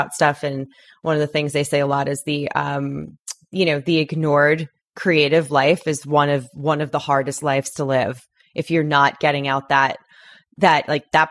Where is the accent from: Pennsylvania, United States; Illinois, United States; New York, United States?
New York, United States; Long Island; now in Los Angeles, United States; I'm from Long Island